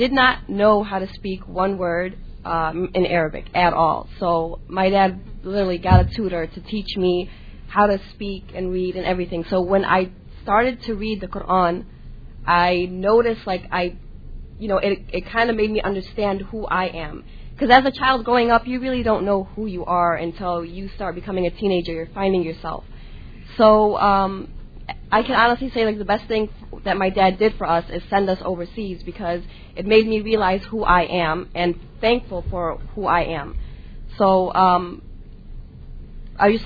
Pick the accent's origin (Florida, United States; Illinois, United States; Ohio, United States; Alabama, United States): Illinois, United States; Chicago; also born or lived in overseas; I grew up in Chicago. I stayed here until I was 12 years old